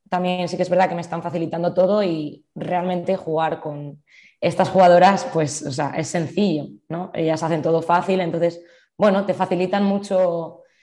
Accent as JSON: {"language": "Spanish", "town": "Zaragoza", "region": "Aragon", "country": "Spain", "said": "porque soy de Zaragoza."}